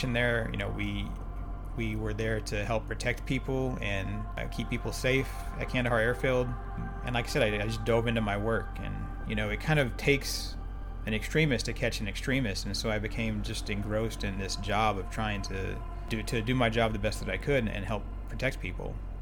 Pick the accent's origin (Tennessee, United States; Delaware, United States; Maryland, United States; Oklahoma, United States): Oklahoma, United States; moved away as an adult; I grew up in Oklahoma